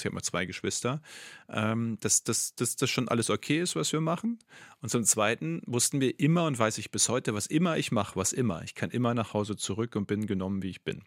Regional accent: North Rhine-Westphalia, Germany; in meinem Heimatbundesland

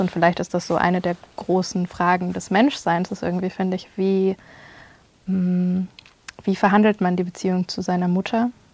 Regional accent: Germany; ich eigentlich in einer relativ heilen Welt aufgewachsen bin in Deutschland

